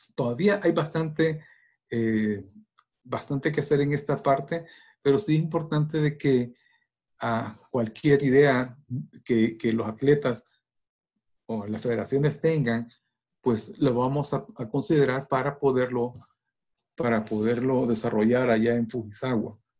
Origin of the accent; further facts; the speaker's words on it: El Salvador; como salvadoreños que, estamos allá